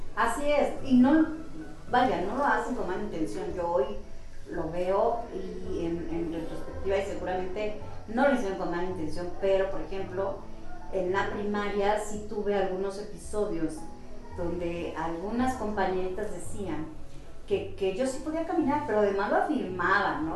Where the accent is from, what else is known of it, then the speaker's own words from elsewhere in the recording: Atitalaquia, Hidalgo, Mexico; moved away as an adult; also born or lived in Pachuca; now in Mexico City, Mexico; Yo soy del municipio de Atitalaquia. Toda la vida la viví ahí hasta hace 11 años que me fui a vivir a la Ciudad de México